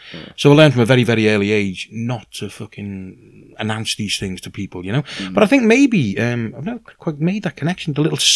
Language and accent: English; Liverpool, North West England, United Kingdom; moved away; also born or lived in Aberystwyth; I was born in Liverpool, in something of a kind of white ghetto, really, you know. I mean, we weren't dirt poor at all, but we were, you know, working class